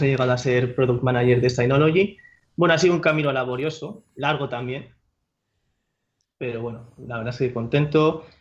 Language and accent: Spanish; Madrid, Community of Madrid, Spain; moved away as an adult; now in Paris, France; yo soy de Madrid, de Madrid capital